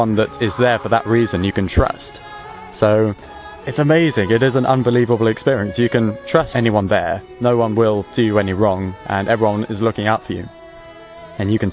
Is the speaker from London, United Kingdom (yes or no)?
no; Chichester, South East England, United Kingdom; I come from Chichester, which is in the Arundel and Brighton